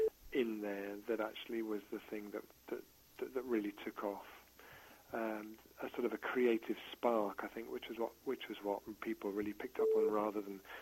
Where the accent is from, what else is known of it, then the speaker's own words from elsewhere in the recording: Ireland; now in Totnes, United Kingdom; So I moved from Ireland to the UK in 2005 to this beautiful market town I live called Totnes